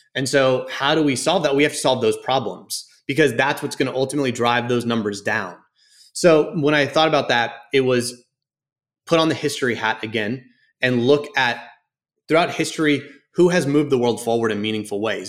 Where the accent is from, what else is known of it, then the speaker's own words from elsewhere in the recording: Houston, Texas, United States; also born or lived in Dallas, Texas; I grew up in Houston